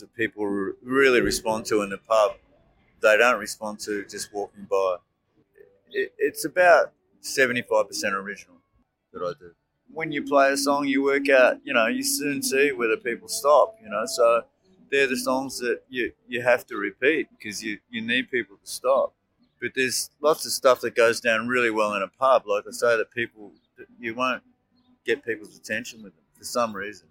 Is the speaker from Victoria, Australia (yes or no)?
yes; Melbourne, Victoria, Australia; I'm from Melbourne